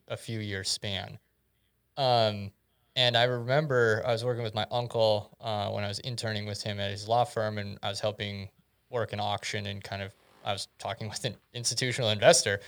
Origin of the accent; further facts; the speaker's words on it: South Dakota, United States; growing up in South Dakota through two thousand seven, two thousand eight